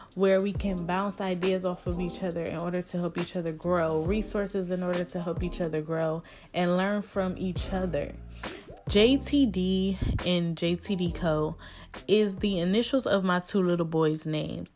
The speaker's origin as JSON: {"language": "English", "town": "Cleveland", "region": "Ohio", "country": "United States", "said": "I am from Cleveland, Ohio"}